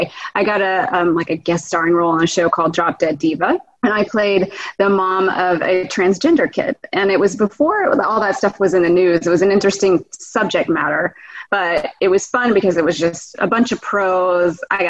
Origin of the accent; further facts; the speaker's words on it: Houston, Texas, United States; also born or lived in Eden, North Carolina / Los Angeles, California; now in Austin, United States; I grew up in Houston, Texas. Okay. I was born in North Carolina in a small town called Eden. But then we moved there to Houston when I was 5. So I grew up there.